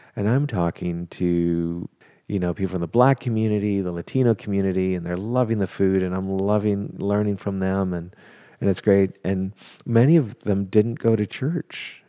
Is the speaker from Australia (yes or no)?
no; Canada; also born or lived in England; now in Dallas, United States; am a Canadian, who got to Texas as fast as I could via England.